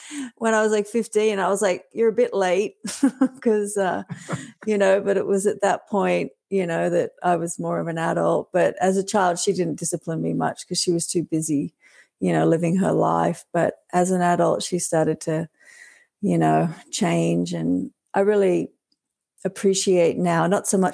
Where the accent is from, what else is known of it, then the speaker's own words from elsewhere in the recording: Australia; now in Canada; we grew up in Australia